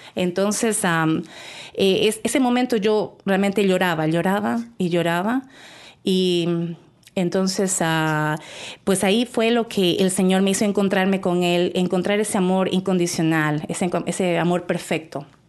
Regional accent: El Oro, Ecuador; yo soy de Ecuador y entonces estaba en la provincia del Oro.

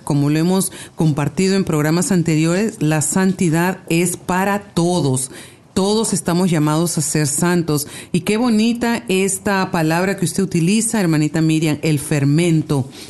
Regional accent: Peru; now in Canada; soy de Perú

